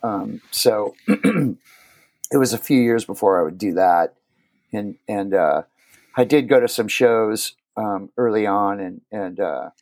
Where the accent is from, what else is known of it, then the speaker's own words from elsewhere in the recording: Huntington Beach, California, United States; also born or lived in Phoenix, Arizona; I grew up in Huntington Beach, California